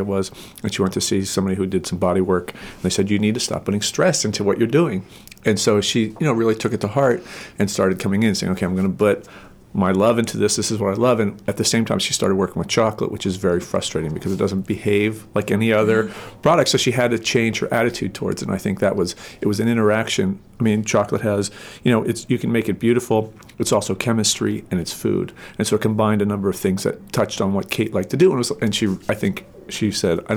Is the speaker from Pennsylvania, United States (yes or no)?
yes; Pennsylvania, United States; also born or lived in California; now in Maine, United States; I grew up in Pennsylvania.